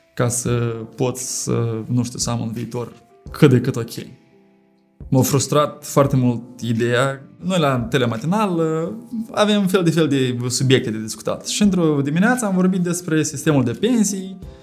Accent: Chișinău, Moldova; am revenit acasă, la Chișinău dacă m-aș fi simțit discriminat, că sunt de la Chișinău, că sunt în Republica Moldova

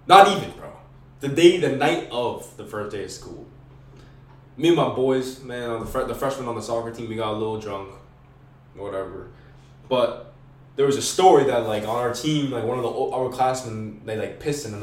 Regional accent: Merrimack, New Hampshire, United States; I was raised in Merrimack, but my parents are both from New York

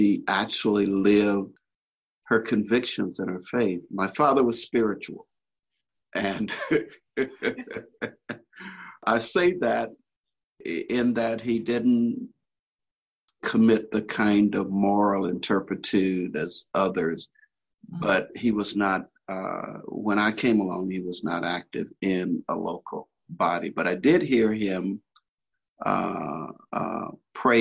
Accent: Birmingham, Alabama, United States; now in Inland Valley, United States; I'm just a country boy from Alabama, grew up in Birmingham, out in the rural South

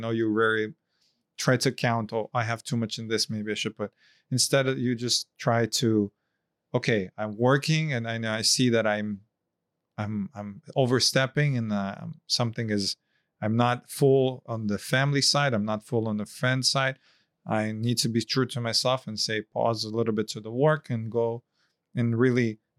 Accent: Japan; I'm coming from Japan, the Ikigai.

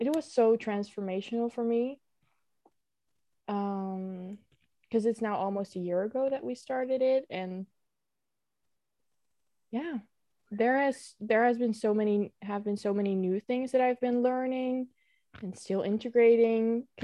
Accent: Netherlands; I'm from Holland or the Netherlands

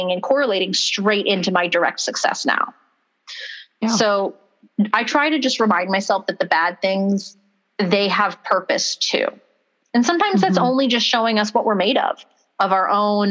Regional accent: Palmdale, California, United States; also born or lived in unnamed hometown; my parents moved after my grandmother had passed to Palmdale, where we both went to high school

